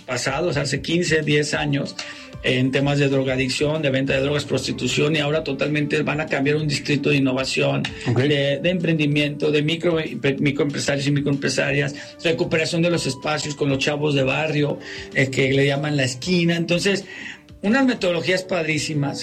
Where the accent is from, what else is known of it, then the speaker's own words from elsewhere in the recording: Mexico; los mexicanos tenemos, somos, somos los latinos más resilientes que hay